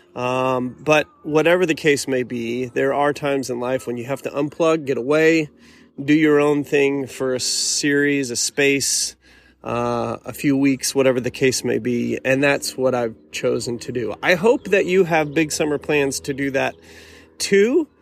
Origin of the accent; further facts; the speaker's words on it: Arkansas, United States; here in the beautiful state of Arkansas, my home state